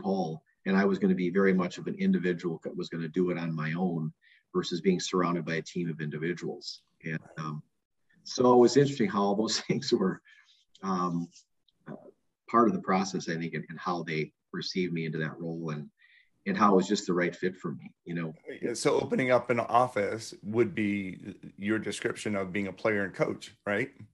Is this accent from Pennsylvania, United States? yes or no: no; Minneapolis, Minnesota, United States; I grew up in South Minneapolis.